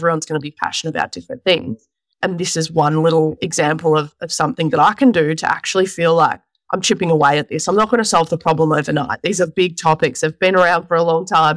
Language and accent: English; Mount Evelyn, Victoria, Australia; Just in Mount Evelyn here in Victoria